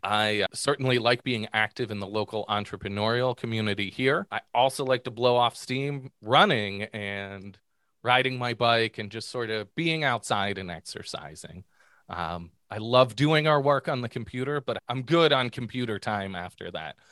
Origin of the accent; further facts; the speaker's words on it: Pittsburgh, Pennsylvania, United States; now in Southwest Michigan, United States; growing up in Pittsburgh